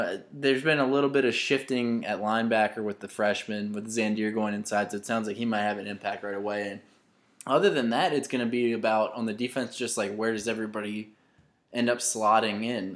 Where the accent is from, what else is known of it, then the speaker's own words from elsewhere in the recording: Louisa County, Virginia, United States; I grew up in Louisa County, which is obviously very close to Charlottesville